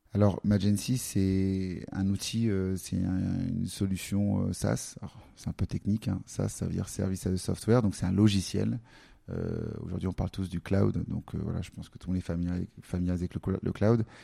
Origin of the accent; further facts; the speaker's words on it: Paris, Île-de-France, France; J'allais dans un, un, café à Paris qu'on connaît bien quand on est parisien